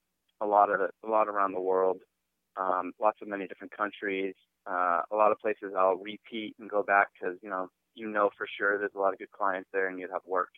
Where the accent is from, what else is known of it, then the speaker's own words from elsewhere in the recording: East Coast, United States; moved away; also born or lived in New York / Boston; I grew up on the East Coast in New York and Boston